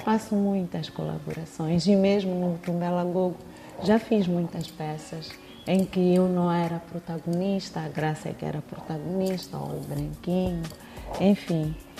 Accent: Mozambique; no bairro onde eu cresci, onde eu nasci

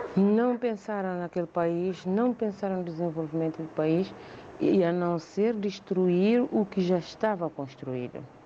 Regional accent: São Tomé & Príncipe; moved away as an adult; now in Mem Martins, Portugal; Um país onde nasci, onde cresci, onde estudei, onde ainda tenho irmãos, muitos familiares

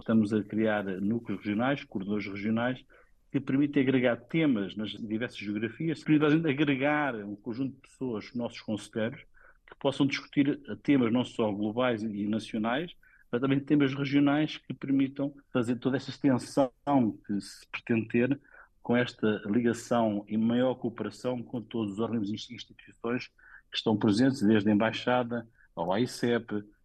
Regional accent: Portugal; moved away as an adult; also born or lived in Poland / Colombia / South Africa

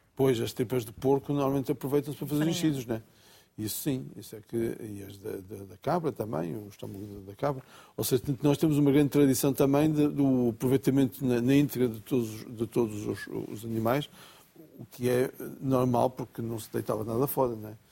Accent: Bragança, Norte, Portugal; quando era miúdo em Bragança

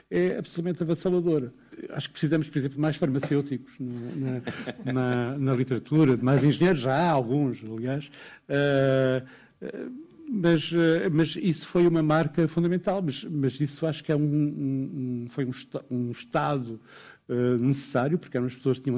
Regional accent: Portugal; Ah, de poesia, naturalmente, como português.

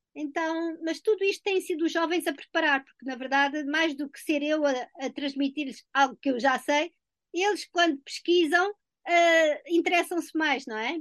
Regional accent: Portugal; moved away; já há muito tempo que eu saí de Portugal

